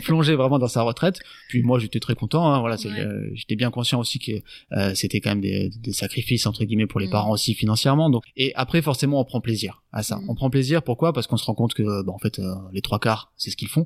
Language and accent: French; Landes, Nouvelle-Aquitaine, France; also born or lived in Tahiti; j'ai 32 ans, originaire du département des Landes. J'habite sur la sur la commune de Moliette.